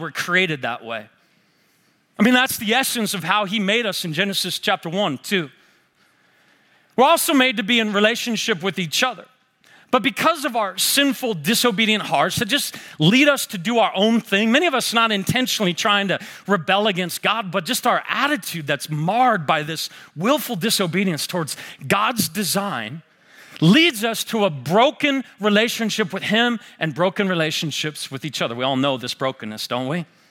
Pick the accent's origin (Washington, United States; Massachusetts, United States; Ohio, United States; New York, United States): Washington, United States; Seattle; now in Spokane, United States; I grew up in the Seattle area. I live in Spokane now.